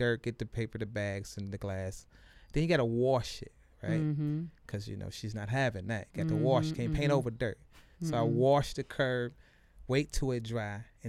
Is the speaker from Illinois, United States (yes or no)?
no; Detroit, Michigan, United States; I'm from the East Side